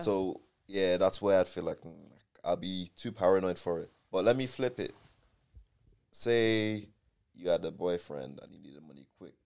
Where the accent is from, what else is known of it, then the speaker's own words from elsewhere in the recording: Dublin, Leinster, Ireland; also born or lived in Nigeria; now in Manchester, United Kingdom; I was born and bred in Dublin